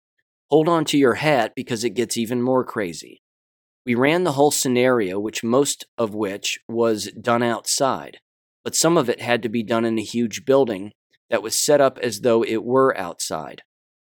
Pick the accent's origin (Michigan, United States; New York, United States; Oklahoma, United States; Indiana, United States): Oklahoma, United States; Oklahoma City; I'm from Oklahoma City, the Oklahoma City area, so the bombing got brought up in one of these classes, in one of our classes.